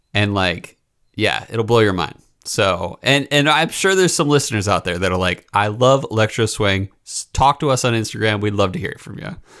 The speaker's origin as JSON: {"language": "English", "region": "East Coast", "country": "United States", "said": "I'm from the East Coast"}